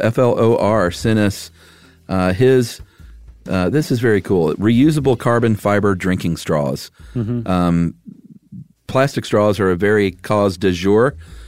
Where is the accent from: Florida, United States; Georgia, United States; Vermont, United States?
Georgia, United States; and I'm from Georgia.